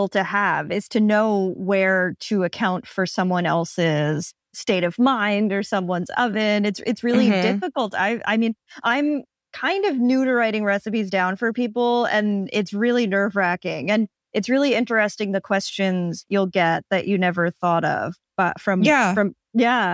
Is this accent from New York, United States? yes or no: yes; New York, United States; now in San Juan, Puerto Rico; I'm from New York